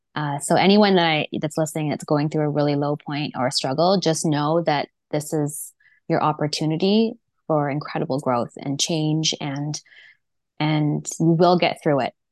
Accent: Vancouver, British Columbia, Canada; I grew up here in Vancouver on the North Shore

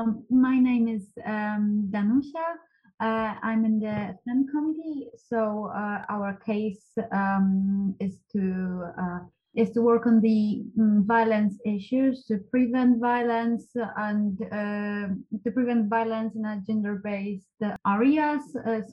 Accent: Poznań, Greater Poland, Poland; I'm 18 and I'm from Poznan.

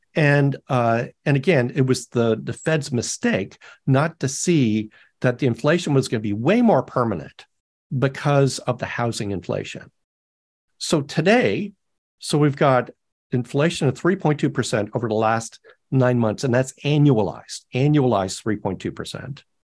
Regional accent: Canada; now in United States; I'm Canadian

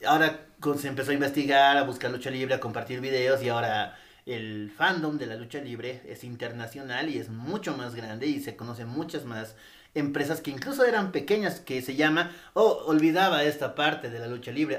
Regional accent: Bolivia; acá eh, seguimos mucho la cultura de México

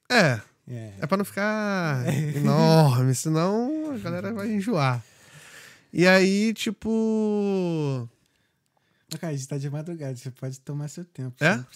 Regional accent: Rio de Janeiro, Brazil; also born or lived in Abolição, Rio de Janeiro (North Zone); Já, já, muito tempo. Sou cria de Santa

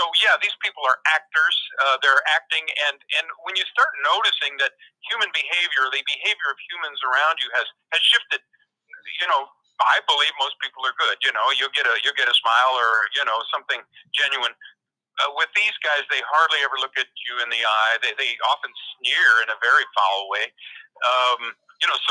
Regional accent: Crestone, Colorado, United States; my hometown, Crestone Baca, Colorado

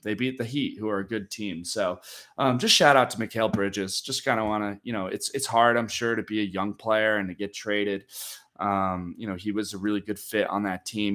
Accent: New York, United States; my hometown team of so many championships

